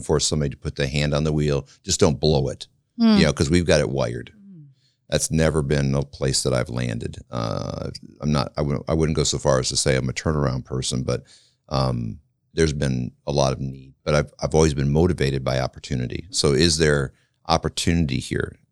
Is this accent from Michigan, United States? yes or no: yes; Flint, Michigan, United States; moved away as an adult; also born or lived in Kansas; now in Marion, United States; I was raised in Flint, Michigan